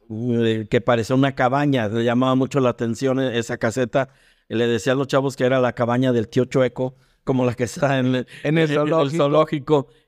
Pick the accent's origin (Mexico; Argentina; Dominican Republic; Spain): Mexico; León, Guanajuato; Pero aquí en León y en la región somos hijos de la salsa maga.